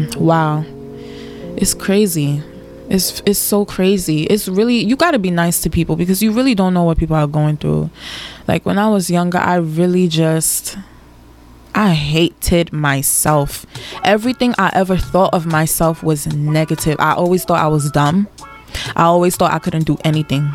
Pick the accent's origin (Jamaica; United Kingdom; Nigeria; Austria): Nigeria; I love being Nigerian